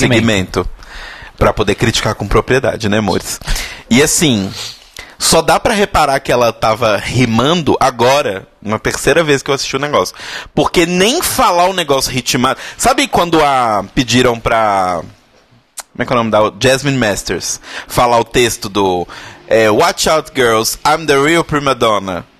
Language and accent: Portuguese; Brazil; Nós brasileiros falamos inglês de um determinado jeito